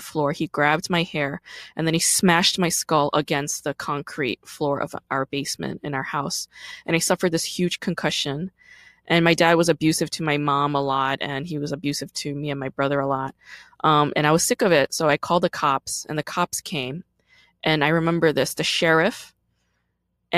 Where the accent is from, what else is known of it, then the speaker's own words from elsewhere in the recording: New York City, New York, United States; also born or lived in Busan, South Korea / New Jersey; I was born in Busan, Korea, and I moved to Brooklyn when I was 5 years old